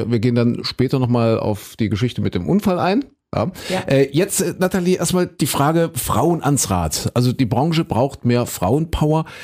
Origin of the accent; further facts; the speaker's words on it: Köthen, Saxony-Anhalt, Germany; Das ist ja meine alte Heimat. Ich komme ja aus Köthen, aus Kuhköthen haben wir gesagt.